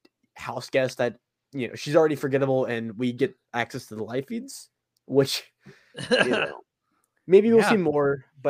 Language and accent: English; the South, United States; accent: southern; It's just my southern accent.